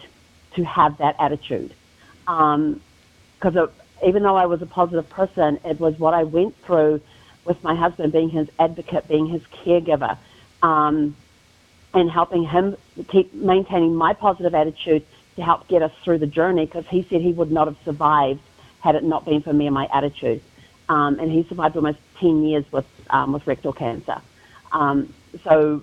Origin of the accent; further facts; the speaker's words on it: New Zealand; moved away as an adult; now in United States; people are wondering about the accent, I'm originally from New Zealand, born and raised.